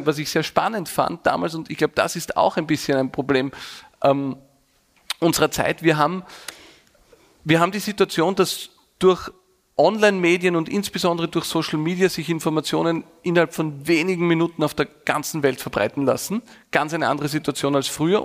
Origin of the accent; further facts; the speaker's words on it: Vienna, Austria; bin ganz normal aufgewachsen in einem Arbeiterbezirk in, in Wien